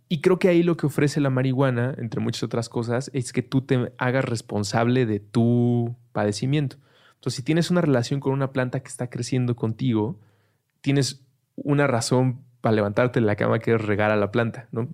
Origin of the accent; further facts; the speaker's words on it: Mexico; somos mexicanos